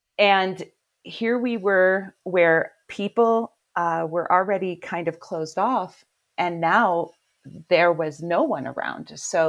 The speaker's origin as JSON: {"language": "English", "town": "Cleveland", "region": "Ohio", "country": "United States", "said": "I am from Cleveland, yeah."}